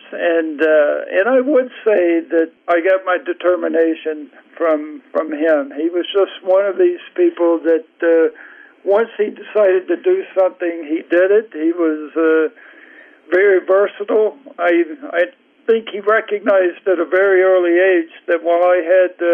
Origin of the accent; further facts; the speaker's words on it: Greenwood, Mississippi, United States; also born or lived in Cleveland, Mississippi / Leland, Mississippi / Clarksdale, Mississippi / Oxford, Mississippi; First, I moved to Greenwood when I was 10. So we lived in uh, various places in Mississippi Cleveland and uh, Leland and Clarksville and Oxford. But, uh, but when I was 10, we moved to Greenwood